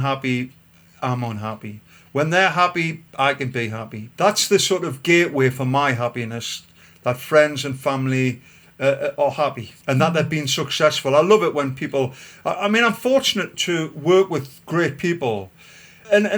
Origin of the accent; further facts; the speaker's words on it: Gosforth, North East England, United Kingdom; I was brought up in Gosforth on the Grange estate.